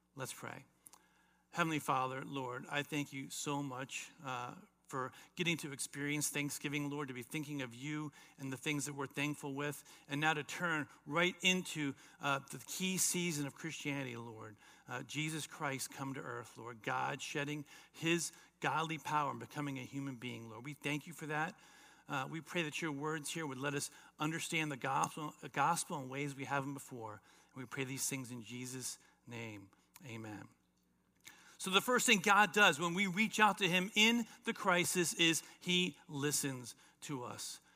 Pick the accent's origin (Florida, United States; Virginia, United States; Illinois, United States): Florida, United States; South; as a teenager growing up in South Florida